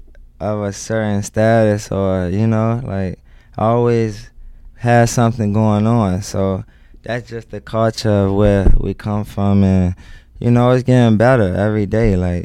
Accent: Washington, District of Columbia, United States; Southeast D.C.

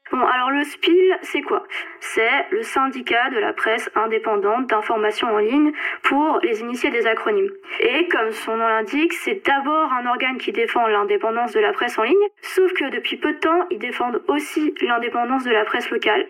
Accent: Alsace, Grand Est, France; en tant qu'Alsacienne

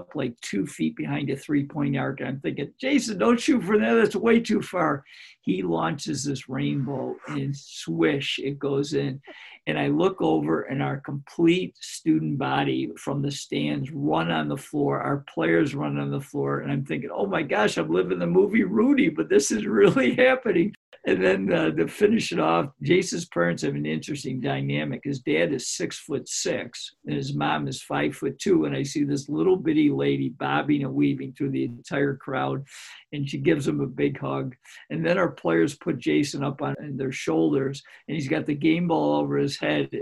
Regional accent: Greece, New York, United States; my hometown of Greece, New York, which is the largest suburb of Rochester

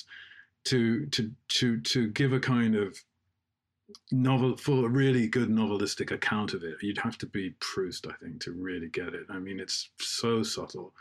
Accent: England, United Kingdom; when people asked, as they often did in England, that we were Jewish by race and Christian

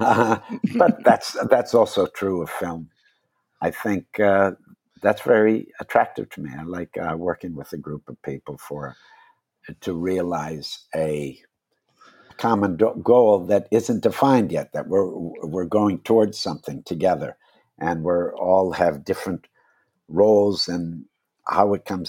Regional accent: Wisconsin, United States; moved away; I grew up in Wisconsin.

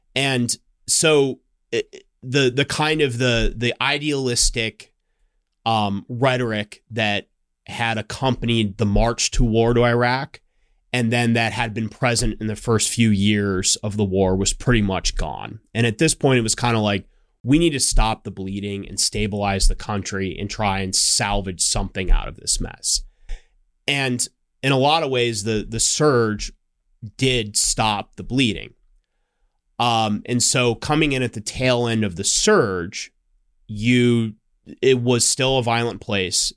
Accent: Scottsdale, Arizona, United States; I grew up in Scottsdale, Arizona, which is a suburb of Phoenix.

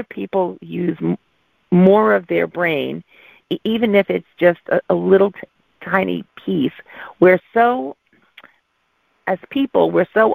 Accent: New York, United States; accent: New York; moved away as an adult; now in California, United States; I'm a New Yorker. My family in New York said I lost my accent, but out here in California where I live, everybody says, oh, are you from New York?

